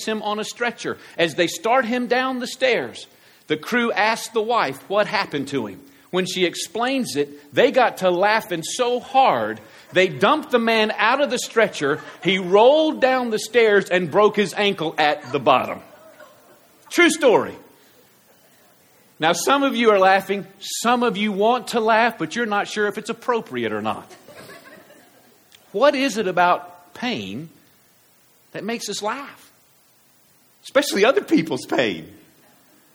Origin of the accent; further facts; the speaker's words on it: United States; I'm American